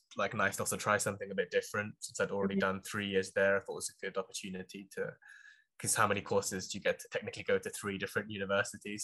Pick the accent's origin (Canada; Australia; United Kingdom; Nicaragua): United Kingdom; London area; also born or lived in Manchester; I'm like from the London area already